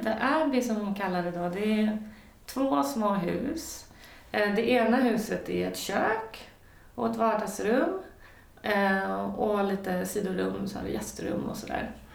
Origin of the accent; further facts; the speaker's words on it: Sweden; som svensk